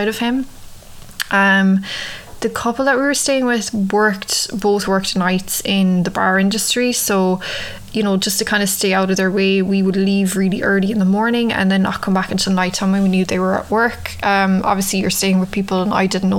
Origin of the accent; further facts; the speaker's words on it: Ireland; moved away as an adult; now in New York, United States; I'd always had cats growing up in Ireland, but you know, in Ireland we mostly keep our cats outside in the countryside